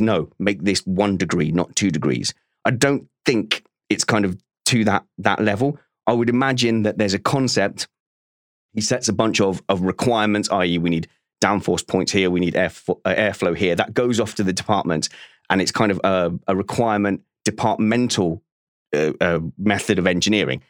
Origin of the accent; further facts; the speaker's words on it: United Kingdom; as a Brit